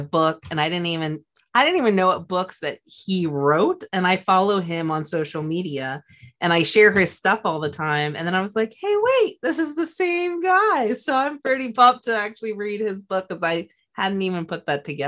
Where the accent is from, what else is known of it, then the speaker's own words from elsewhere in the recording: Los Angeles, California, United States; I grew up in Los Angeles with the Lakers while Kobe was early in his career